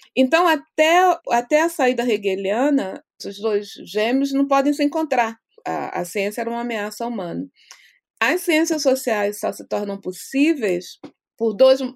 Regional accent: Brazil; moved away as an adult; quando era quando era jovem no Brasil

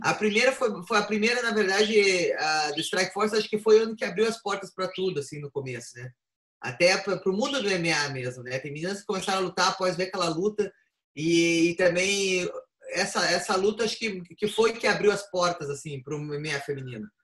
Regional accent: Curitiba, Paraná, Brazil; moved away; E fazer a estreia na cidade onde eu nasci, né? Na arena, que é nessa arena lá principal que tem ali em Curitiba

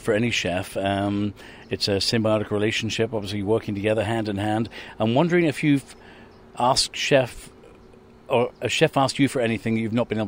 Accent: England, United Kingdom; I'm an Irish Englishman. I grew up on potatoes

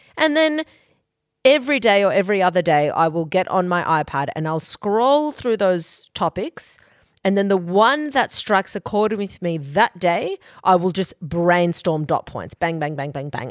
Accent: Queensland, Australia; now in Sydney, Australia; we are from Queensland, but she lives in Sydney and so

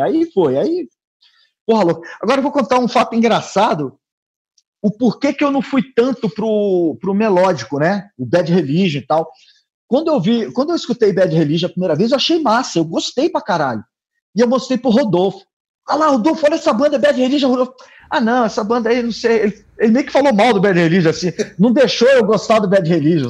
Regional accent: Brasília, Federal District, Brazil

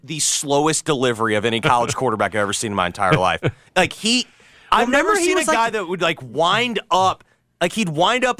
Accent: the South, United States; I'm a kid of the 90s. I grew up in the South.

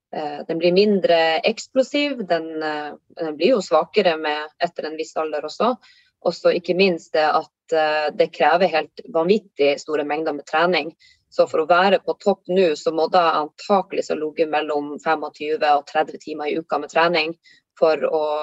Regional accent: Tromsø, Troms, Norway; now in Lofoten, Norway; jeg kommer eh, opprinnelig fra Tromsø, men holder da til i, i Lofoten

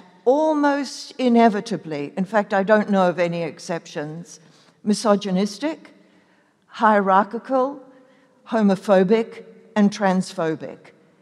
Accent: New Zealand; I was born in New Zealand

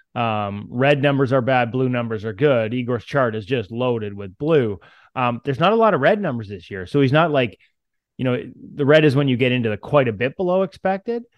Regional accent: Canada; now in Vancouver, Canada; as a Canadian

